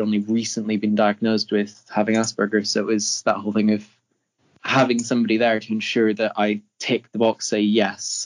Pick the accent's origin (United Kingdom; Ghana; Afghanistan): United Kingdom; Northern Ireland; moved away as an adult; now in Leeds, United Kingdom; I'm from Northern Ireland